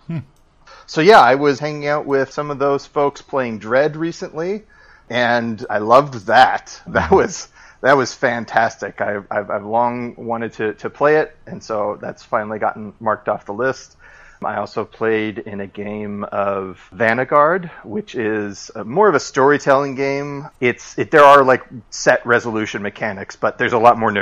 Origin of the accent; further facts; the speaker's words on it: Indianapolis, Indiana, United States; moved away as an adult; my hometown of Indianapolis